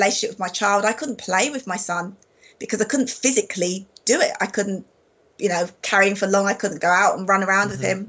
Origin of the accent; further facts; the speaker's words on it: London, United Kingdom; moved away as an adult; I grew up in London. That was my hometown.